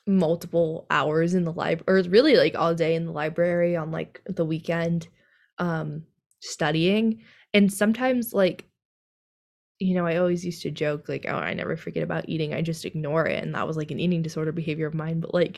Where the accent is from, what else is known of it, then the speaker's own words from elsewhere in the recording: California, United States; we're from California.